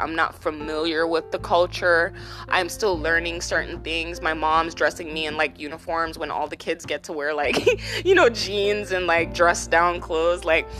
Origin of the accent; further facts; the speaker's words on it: Jamaica; now in United States; We came from Jamaica, okay, in 90, I believe it was like 96, don't quote me on this